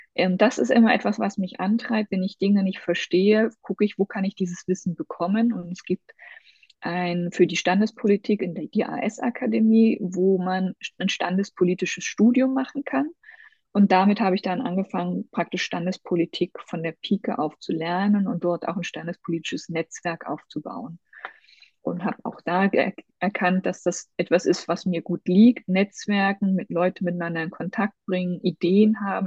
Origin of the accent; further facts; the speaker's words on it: Thuringian Forest, Germany; ich komme aus dem Thüringer Wald. Ich ähm, bin in der DDR groß geworden.